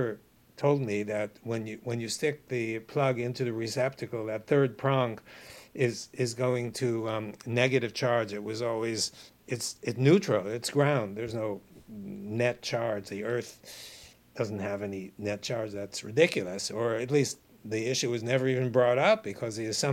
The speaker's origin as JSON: {"language": "English", "town": "New York City", "region": "New York", "country": "United States", "tie": "born or raised there", "said": "I grew up in New York City in Brooklyn"}